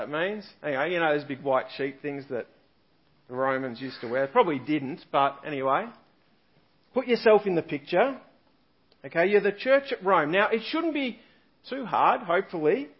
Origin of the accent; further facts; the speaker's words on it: Kyneton, Victoria, Australia; I come from Kyneton in central Victoria